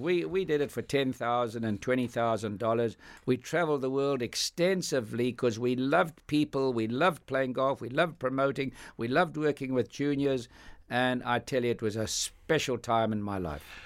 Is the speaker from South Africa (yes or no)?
yes; Johannesburg, Gauteng, South Africa; growing up in South Africa